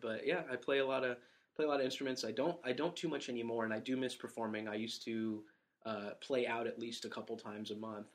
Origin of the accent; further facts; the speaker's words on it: San Diego, California, United States; moved away as an adult; I was born and raised in San Diego, California